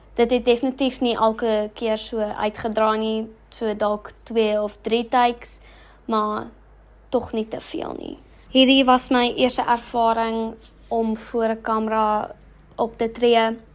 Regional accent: Bloemfontein, Free State, South Africa; accent: English; first language English; Afrikaans is a second language; Ek kom van Bloemfontein af en bly nog my hele lewe in Bloemfontein

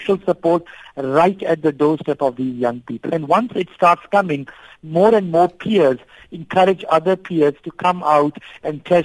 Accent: South Africa

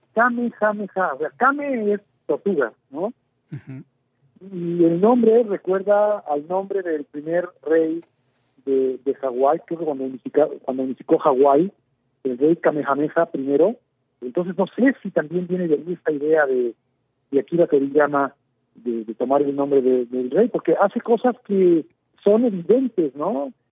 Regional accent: Mexico; soy un simple mexicano más

